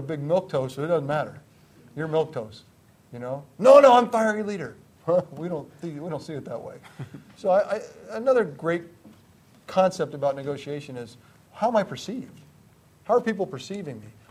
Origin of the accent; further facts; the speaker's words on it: Greenwich, Connecticut, United States; I grew up in Greenwich, Connecticut